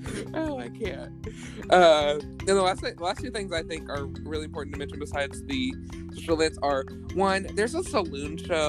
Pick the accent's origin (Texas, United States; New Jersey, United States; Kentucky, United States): Kentucky, United States; I grew up in Kentucky